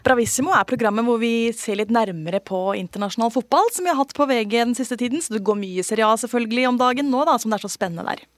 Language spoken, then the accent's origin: Norwegian; Bærum, Akershus, Norway; jeg er oppvokst i Bærum